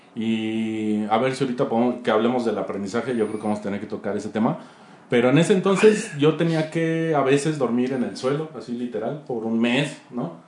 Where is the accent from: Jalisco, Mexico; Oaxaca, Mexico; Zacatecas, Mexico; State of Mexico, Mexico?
State of Mexico, Mexico; Atizapán de Zaragoza; moved away as an adult; now in Chihuahua, Mexico; Donde más aprendí al principio fue en el DF, obviamente, que es donde nací y crecí en Atizapán, Estado de México